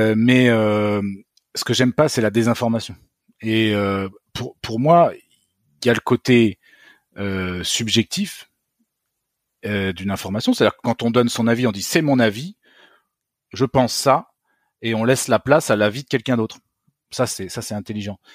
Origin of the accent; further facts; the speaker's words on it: France; je suis un Français comme les autres